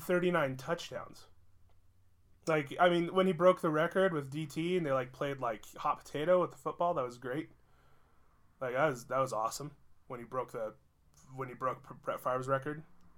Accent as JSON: {"language": "English", "region": "Indiana", "country": "United States", "said": "I'm from Indiana"}